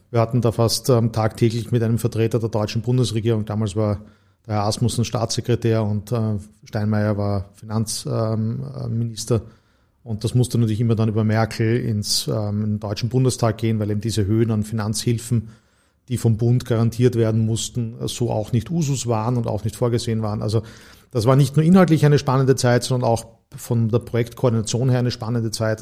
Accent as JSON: {"language": "German", "town": "Graz", "region": "Styria", "country": "Austria", "tie": "born or raised there", "also_born_or_lived": "St. Gallen / Heidelberg / Vienna / New York", "moved": "as an adult", "said": "Ich bin gebürtiger Grazer, habe die ersten 20 Jahre meines Lebens auch in der Steiermark zugebracht"}